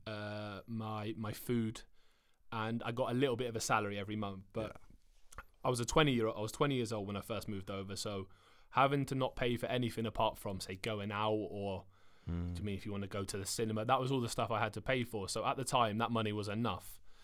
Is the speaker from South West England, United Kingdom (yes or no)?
yes; Cornwall, South West England, United Kingdom; moved away as an adult; now in Sweden; I didn't like to leave my hometown. Like I, I live in Cornwall, which is the most southern part of England